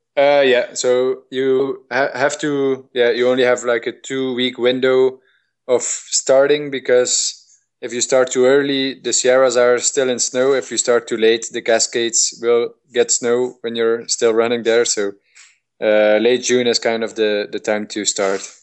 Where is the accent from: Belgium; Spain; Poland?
Belgium; I'm from Belgium, our climate is really moderate